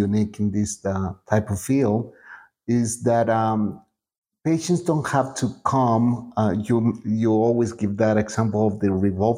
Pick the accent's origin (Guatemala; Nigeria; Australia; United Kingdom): Guatemala